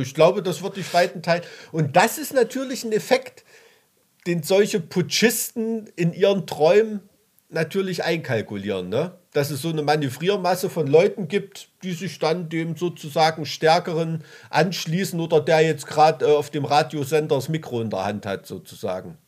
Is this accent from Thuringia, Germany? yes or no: yes; Weimarer Land, Thuringia, Germany; aus dem Weimarer Land